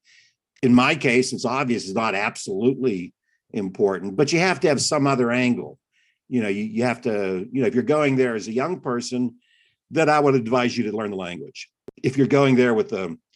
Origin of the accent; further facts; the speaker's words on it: Pittsburgh, Pennsylvania, United States; moved away as an adult; also born or lived in China; I was born in Pittsburgh